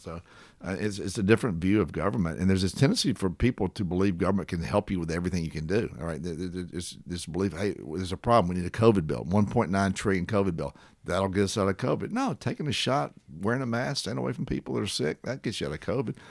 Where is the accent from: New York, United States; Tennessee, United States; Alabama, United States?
Tennessee, United States; Columbia; I grew up in Columbia, Tennessee during TVA.